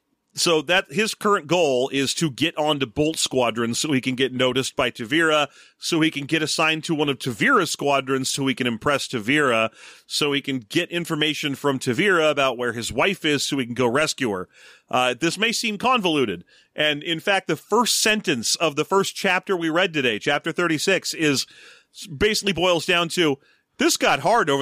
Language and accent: English; Torrance, California, United States; there was a pet store in the mall near where I grew up in Torrance